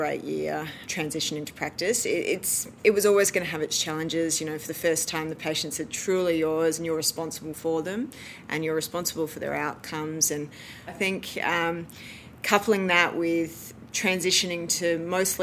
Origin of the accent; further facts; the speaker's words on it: Melbourne, Victoria, Australia; moved away as an adult; also born or lived in Adelaide, South Australia; I moved there from Melbourne, where I did my high school